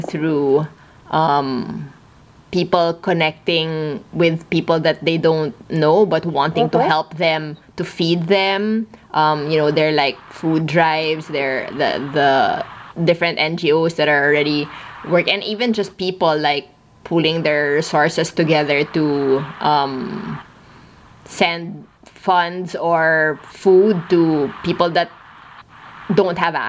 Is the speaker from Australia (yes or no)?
no; Philippines; we're both Filipino